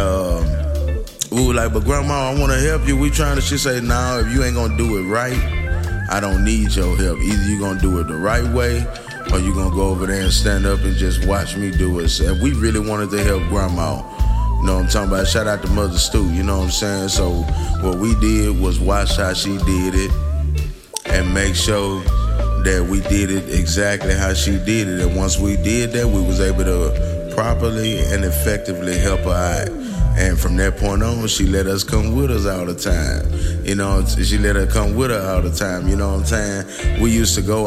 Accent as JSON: {"language": "English", "town": "Houston", "region": "Texas", "country": "United States", "tie": "born or raised there", "said": "I'm born and raised in Houston, Texas"}